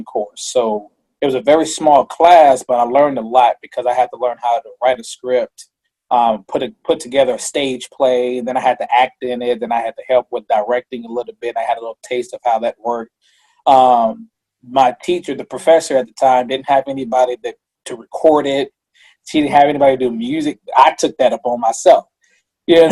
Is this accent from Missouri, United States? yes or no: yes; Missouri, United States; I'm not from Kansas. I'm from Missouri